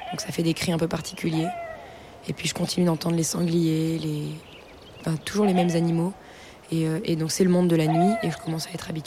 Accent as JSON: {"language": "French", "region": "Brittany", "country": "France", "said": "je leur dis que je viens de Bretagne"}